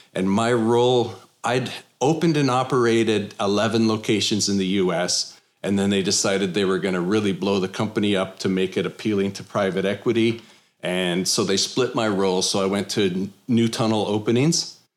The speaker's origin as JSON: {"language": "English", "country": "Canada", "moved": "yes", "lives_now": "Texas, United States", "said": "I'm originally from Canada."}